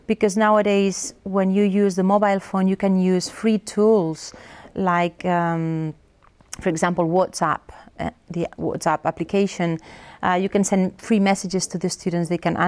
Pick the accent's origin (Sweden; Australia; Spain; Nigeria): Spain; first language Catalan; English is a second language; I would say that my first language is Catalan. Well, I used to speak in Spanish with my father, Catalan with my mother, so I'm completely bilingual.